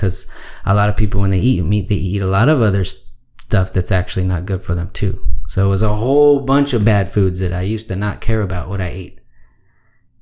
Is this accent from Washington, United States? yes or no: no; Austin, Texas, United States; moved away as an adult; I grew up here in Austin. And I thought it would be cool to come back here